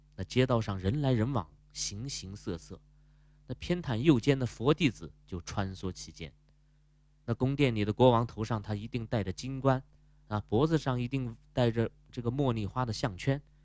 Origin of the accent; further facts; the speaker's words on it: China; 我们中国人